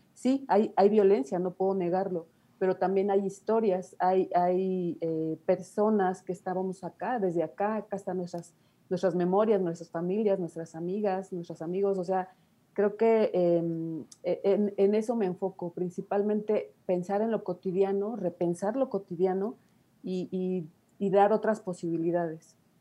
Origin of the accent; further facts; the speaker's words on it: Nezahualcóyotl, State of Mexico, Mexico; yo nací en Ciudad Neza, toda mi vida he estado por acá.